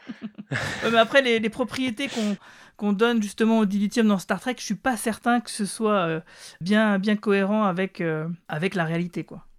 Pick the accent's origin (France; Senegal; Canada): France; chez nous en France